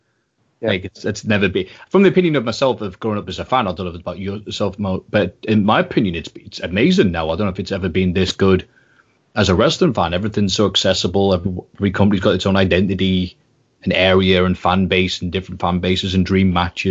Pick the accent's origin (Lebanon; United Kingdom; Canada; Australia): United Kingdom; Newcastle, North East England; Well, we're kind of used to it up here, to have to change your accent.